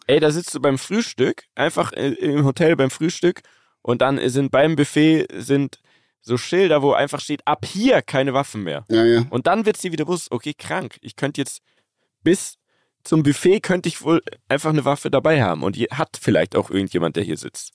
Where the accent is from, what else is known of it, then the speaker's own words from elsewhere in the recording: Germany; bei uns in Deutschland